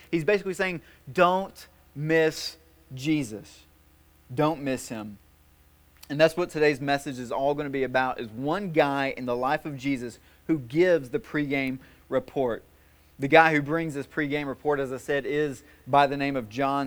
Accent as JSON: {"language": "English", "town": "White House", "region": "Tennessee", "country": "United States", "said": "I'm from White House, all right? Things are a little slower there"}